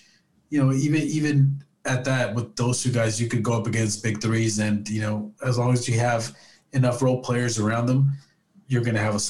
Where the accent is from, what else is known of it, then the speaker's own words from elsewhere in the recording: Southern California, United States; moved away; I'm originally from Southern California